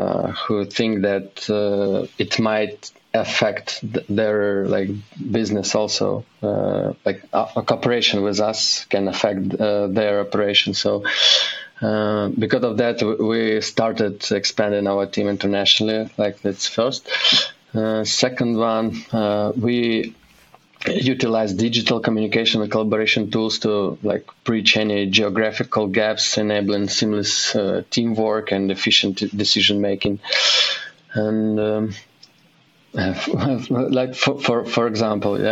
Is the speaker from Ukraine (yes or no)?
yes; Kyiv, Ukraine; moved away as an adult; now in Uzhhorod, Ukraine; I'm originally from Ukraine, and I live in Ukraine with my family, wife, and 3-year-old daughter. We moved from our home city, Kyiv, to the western part of Ukraine, and now I live in Uzhgorod